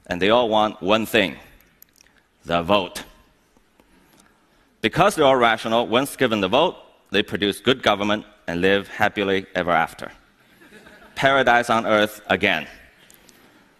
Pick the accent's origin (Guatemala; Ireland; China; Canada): China; Here I am in my hometown